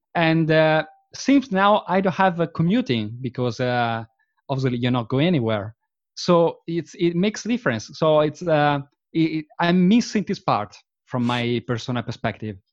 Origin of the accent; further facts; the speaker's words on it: Verona, Veneto, Italy; English is a second language; moved away as an adult; now in London, United Kingdom; I was born and bred in Verona, which is a, which is a very, very pretty small, uh, town in the, um, in the northeast region of, uh, Italy.